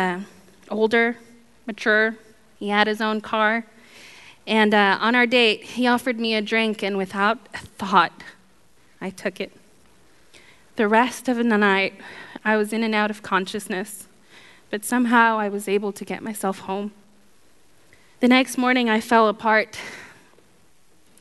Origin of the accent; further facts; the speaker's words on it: Guatemala; I was born in Guatemala to a mom and dad who struggled with alcoholism and drug addiction